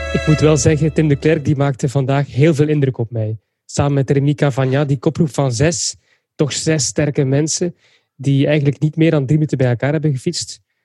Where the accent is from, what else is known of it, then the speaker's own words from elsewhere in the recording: Belgium; als Belg